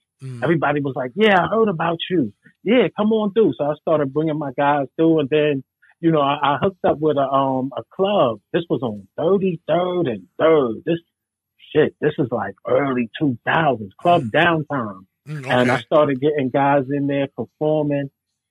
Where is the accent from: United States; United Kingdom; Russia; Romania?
United States; Brooklyn, New York; Brownsville, Brooklyn.